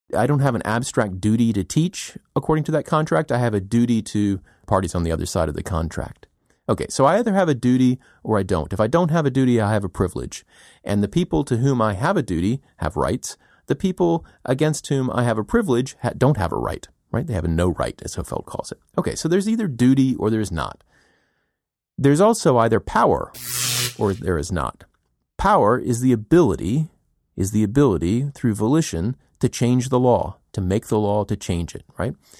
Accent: United States; as an American

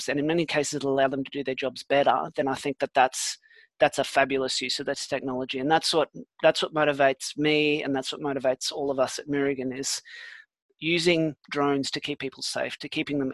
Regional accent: Australia; also born or lived in South Africa; I was born in South Africa as well. I moved to Australia when I was 10, and when I left school, I joined the army

